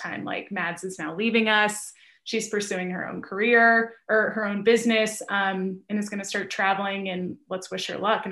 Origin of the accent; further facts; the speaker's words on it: Midwest, United States; moved away as an adult; also born or lived in Chicago; now in San Francisco, United States; I'm from the Midwest, so I'm already a very like self-critical person